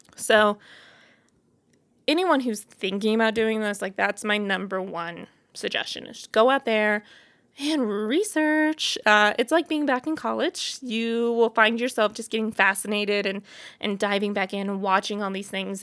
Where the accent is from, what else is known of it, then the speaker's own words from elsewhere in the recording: Boonville, Missouri, United States; moved away as an adult; now in Denver, United States; I was born and raised in Missouri, a little town called Booneville